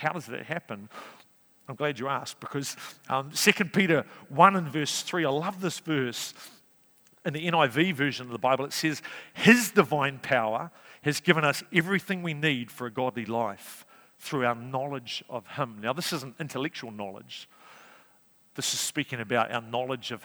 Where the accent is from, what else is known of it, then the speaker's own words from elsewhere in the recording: Napier, Hawke's Bay, New Zealand; also born or lived in Wellington; now in Cambridge, New Zealand; I was brought up in Hawke's Bay, born in Napier